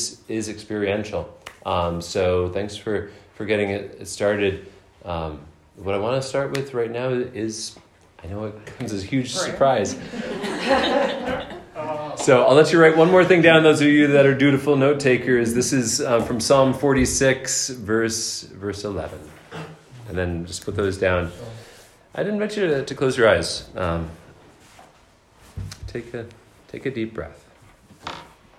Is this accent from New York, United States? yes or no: yes; Crown Point, New York, United States; also born or lived in West Islip, Long Island, New York; now in Canton, United States; I was raised in Crown Point, New York.